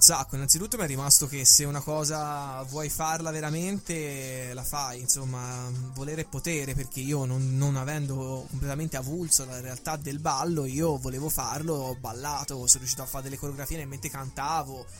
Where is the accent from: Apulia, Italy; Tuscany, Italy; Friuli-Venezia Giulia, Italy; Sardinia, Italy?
Tuscany, Italy; Pisa; accent: toscanaccio; also born or lived in Lucca; Io sono nato a Lucca, ho sempre vissuto a Pisa, dove ho anche studiato